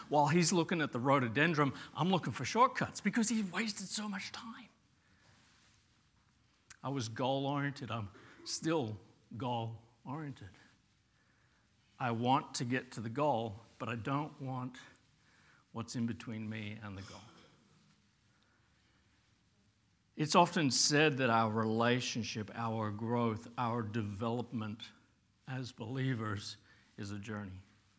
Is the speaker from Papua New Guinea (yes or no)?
yes; Papua New Guinea; and we lived in Papua New Guinea. I grew up in Papua New Guinea as a kid, and we lived in a village.